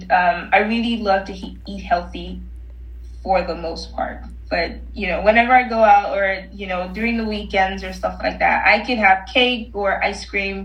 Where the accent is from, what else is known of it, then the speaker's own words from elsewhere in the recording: Nigeria; moved away; I'm originally Nigerian